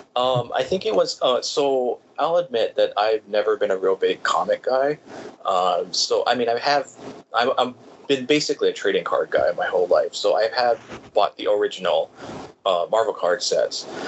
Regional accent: Hawaii, United States; also born or lived in California; I was actually born in California, but I moved to Hawaii when I was about three.

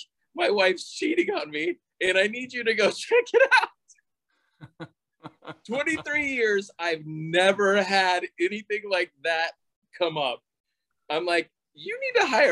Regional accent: Palm Beach County, Florida, United States; Palm Beach County has been my hometown. We're fifth generation out

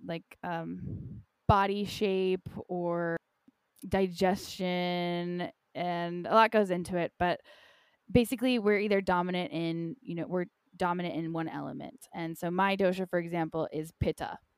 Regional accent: North Carolina, United States; moved away; also born or lived in Costa Rica; Growing up in North Carolina, in a nutshell, I had a really hard time growing up.

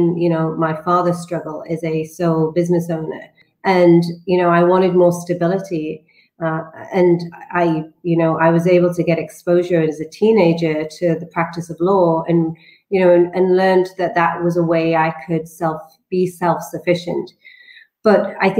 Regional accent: the north of England, United Kingdom; I grew up in Northern England

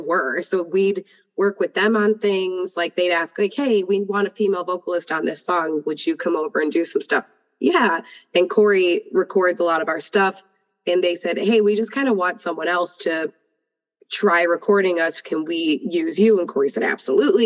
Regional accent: Buffalo, New York, United States; moved away as an adult; now in Atlanta, United States; I'm originally from Buffalo, New York

